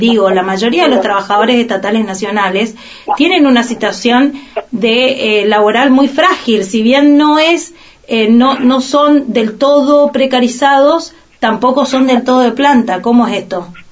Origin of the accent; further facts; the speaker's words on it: Argentina; de lo que hemos vivido como, como argentinos y argentinas